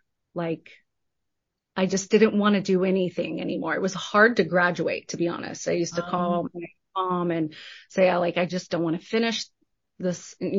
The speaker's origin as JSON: {"language": "English", "region": "Texas", "country": "United States", "said": "I said, I'm from Texas. Like, this is glorious."}